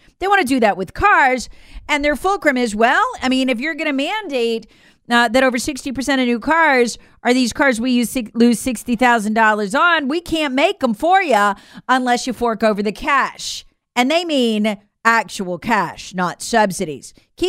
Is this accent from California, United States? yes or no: no; South Carolina, United States; eye-popping testimony under oath in my home state of South Carolina about what's really in the COVID vaccine.